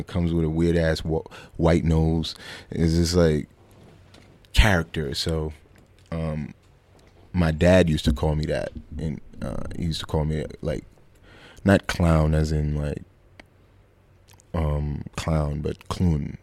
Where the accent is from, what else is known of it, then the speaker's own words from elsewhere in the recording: New York City, New York, United States; also born or lived in Bushwick, Brooklyn; I grew up in uh, Flatbush, Brooklyn. Uh, born and raised there